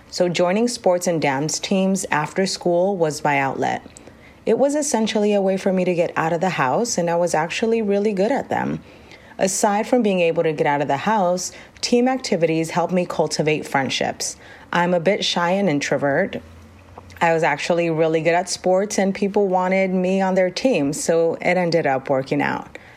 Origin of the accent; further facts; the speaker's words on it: Rosemead, California, United States; also born or lived in Los Angeles, California; I am the oldest of four and grew up in Rosemead, California